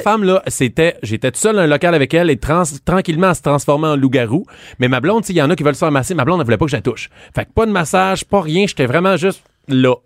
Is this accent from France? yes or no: no; Saint-Jean-sur-Richelieu, Quebec, Canada; je viens de Saint-Jean-sur-Richelieu